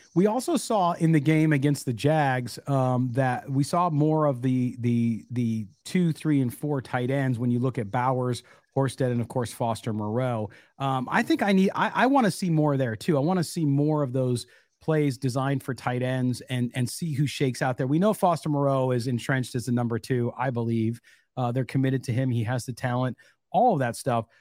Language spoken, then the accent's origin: English; San Diego, California, United States; moved away; I grew up mostly in California, is when I was a kid and we would ditch high school